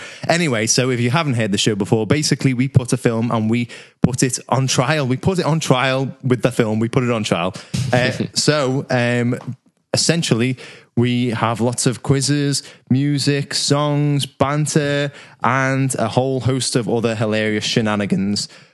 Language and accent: English; Liverpool, North West England, United Kingdom; we are four lads from Liverpool